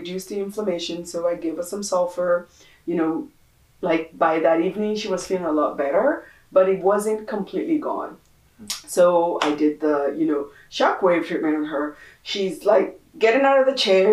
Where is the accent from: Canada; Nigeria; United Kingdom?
Nigeria; moved away; We're originally from Nigeria